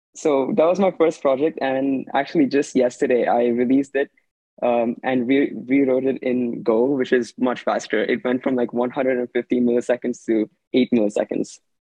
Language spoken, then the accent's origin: English; Redmond, Washington, United States; I'm 16, and I'm also from Washington. I live in Redmond